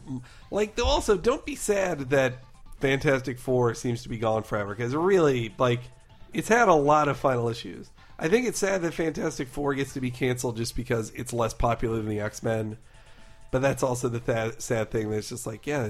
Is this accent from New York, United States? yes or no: yes; New York, United States; Hey, I'm from Nassau County.